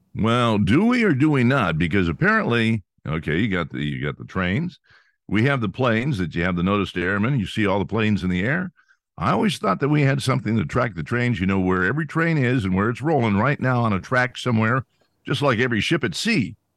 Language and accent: English; Pennsylvania, United States